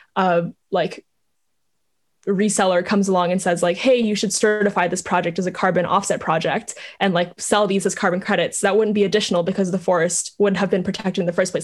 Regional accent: Vietnam; moved away; I grew up in Vietnam

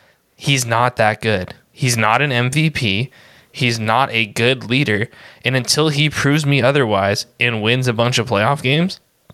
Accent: Southern California, United States; I grew up in Southern California, so I got a lot of buddies who root for the LA teams.

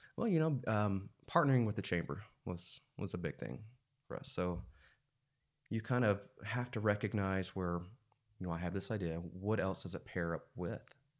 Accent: Siloam Springs, Arkansas, United States; also born or lived in Russellville, Arkansas / Joplin, Missouri / Fayetteville, Arkansas; I grew up in Silent Springs.

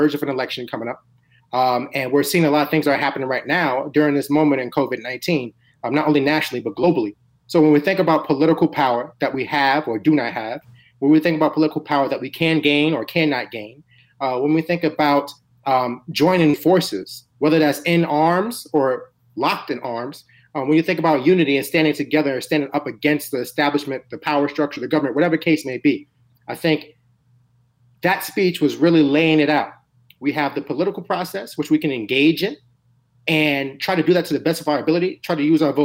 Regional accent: New York City, New York, United States; also born or lived in The Bronx; I was born in the Bronx, raised in Harlem

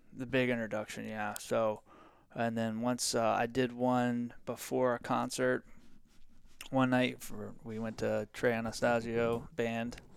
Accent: Virginia Beach, Virginia, United States; I'm from Virginia Beach, Virginia.

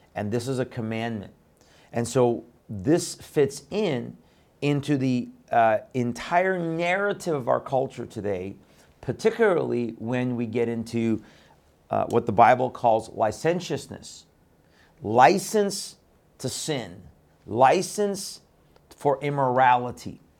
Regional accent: Iran; moved away; my birth country of Iran

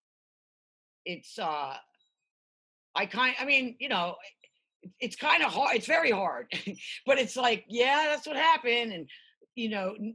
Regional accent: Philadelphia, Pennsylvania, United States; now in Los Angeles, United States; I grew up in Philly

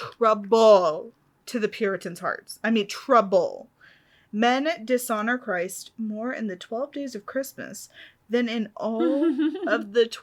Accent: the South, United States; I'm from the South

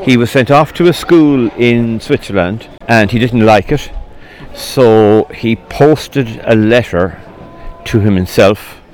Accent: Ireland; I'm from Kilshima.

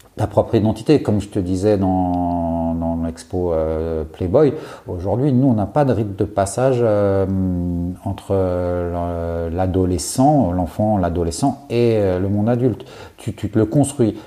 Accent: Courbevoie, Île-de-France, France; sur la partie courbevoie de la, de, la défense, euh, puisque c'est là où j'ai grandi.

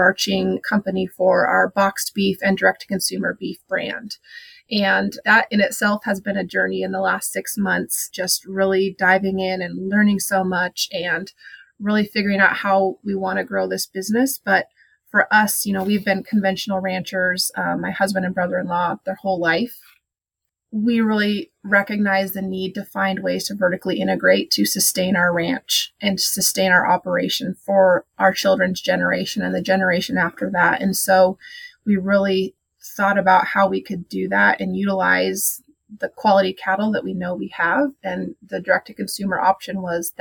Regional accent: Dillon, Montana, United States; moved away as an adult; now in Idaho, United States; I actually grew up in Montana. I'm from Dillon, Montana

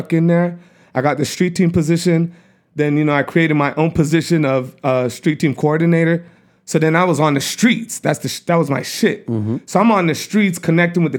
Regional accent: Montreal, Quebec, Canada; moved away as an adult; also born or lived in LaSalle / West Island / Toronto / Asia; I'm originally from Montreal.

